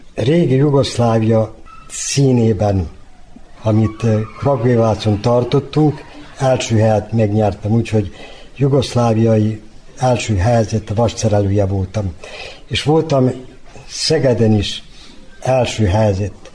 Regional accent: Sajan, Vojvodina, Serbia; accent: Banat dialect; also born or lived in Srbobran / Bačka Topola; now in Novi Sad, Serbia; Szajánba születtem, kis Bánáti falu ott láttam meg a világot

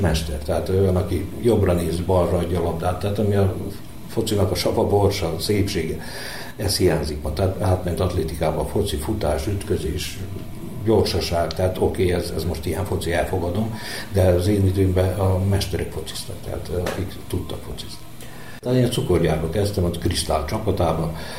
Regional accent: Vojvodina, Serbia; itt a pályától 5 méterre van a mi házunk, tehát én itt, itt születtem majdnem a pályán, úgyhogy kiskorom óta labdaszedő

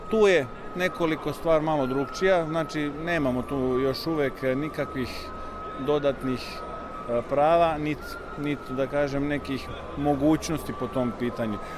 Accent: Slovenia; also born or lived in Koper; ja sam rođen u Sloveniji. Ja sam, tako reći, ta prva generacija

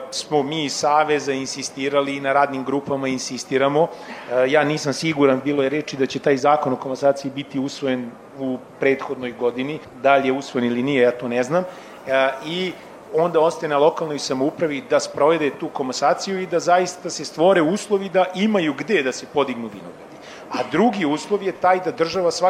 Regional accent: Serbia

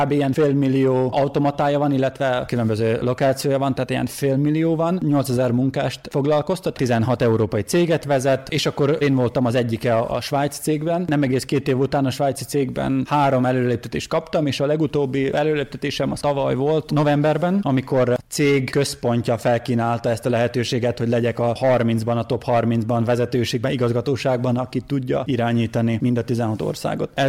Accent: Mužlja, Vojvodina, Serbia; moved away as an adult; also born or lived in Zrenjanin / Zagreb; Muzslai származású vagyok

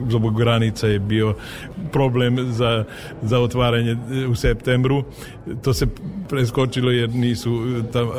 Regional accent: Vojvodina, Serbia; ja sam jako ponosan da, da, da potičem iz, iz Vojvodine

